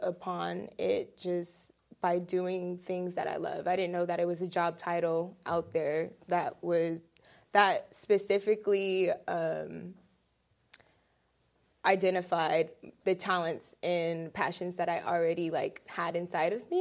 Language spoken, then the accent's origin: English; Riverside, California, United States; I am from Riverside, California. It's not too far from here.